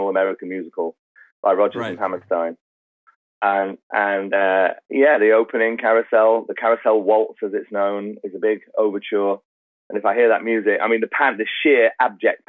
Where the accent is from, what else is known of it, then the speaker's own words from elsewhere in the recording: Manchester, North West England, United Kingdom; I was born in Manchester, which is in the north